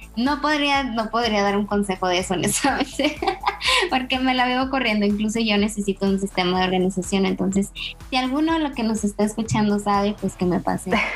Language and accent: Spanish; Mexico; nosotros como, mexicanos